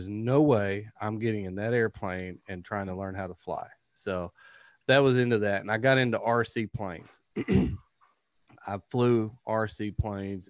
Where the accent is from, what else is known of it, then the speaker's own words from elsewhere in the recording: Texarkana, United States; I'm from Texarkana